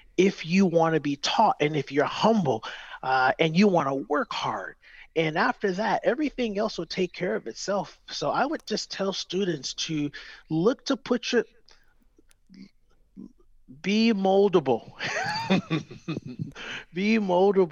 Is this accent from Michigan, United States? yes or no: yes; Detroit, Michigan, United States; I grew up in Detroit, Michigan, and went through an apprenticeship program to start